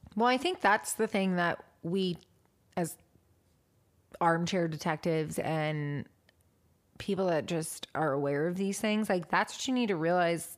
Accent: Washington, United States; from my home state

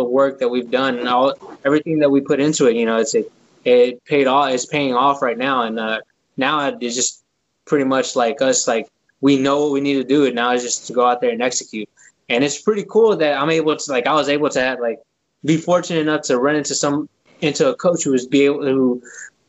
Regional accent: Houston, Texas, United States; born or raised there

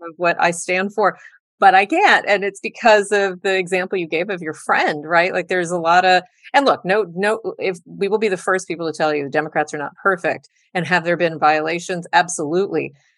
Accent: South Texas, United States; South Texas, my hometown of Texas

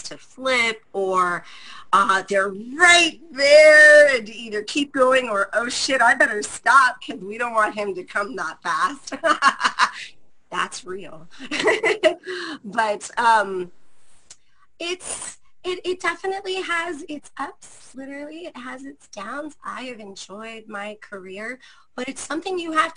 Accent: San Jose, California, United States; I am a Bay Area brat. I'm from San Jose, California

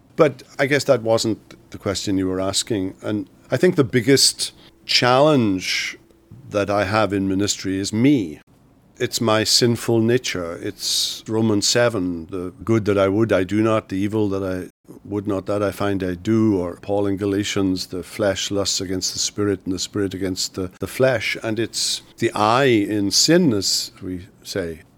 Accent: Wales, United Kingdom; I grew up in Wales in the United Kingdom.

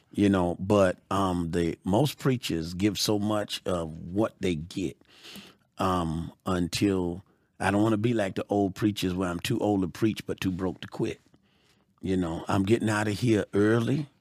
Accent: Georgia, United States; I'm from Georgia

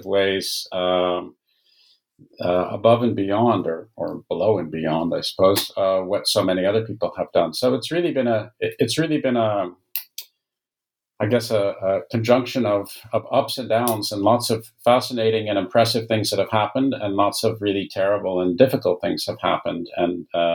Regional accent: Canada; I'm a Canadian by origin

